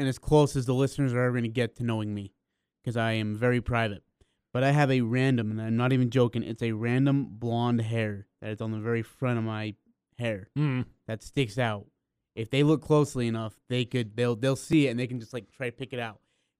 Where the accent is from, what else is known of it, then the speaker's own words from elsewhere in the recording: Kolkata, West Bengal, India; born there; just because I'm born from Calcutta, India.